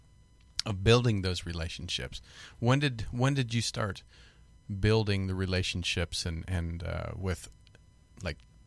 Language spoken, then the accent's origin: English; Kansas, United States; I grew up in Kansas, and I was the baby of the family.